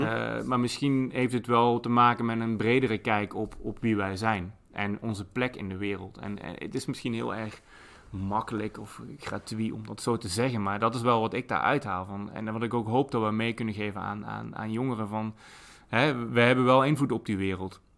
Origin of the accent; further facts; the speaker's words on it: Limburg, Netherlands; moved away; ik kom zelf uit Limburg